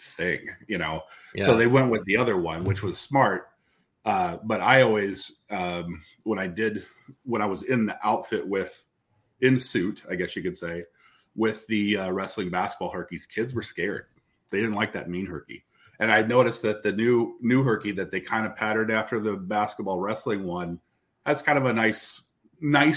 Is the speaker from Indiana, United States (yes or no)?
no; Des Moines, Iowa, United States; I remember in junior high school walking around and everybody had roses and there were roses pictures. I mean, this is Indian Hills Junior High in Des Moines.